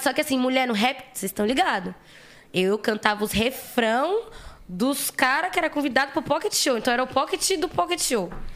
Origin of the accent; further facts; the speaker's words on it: São Paulo, Brazil; eu sou de Guaianazes, né? Como eu já falei. E lá em Guaianazes, há tipo uns 30 anos atrás, o meu avô já fazia um trampo